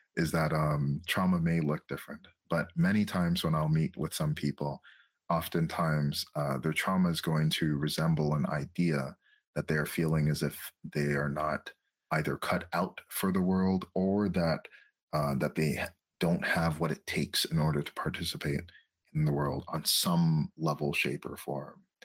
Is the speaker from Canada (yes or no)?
yes; Châteauguay, Quebec, Canada; now in Montreal, Canada; I was raised in a in a town that's called uh, Shadow Geekback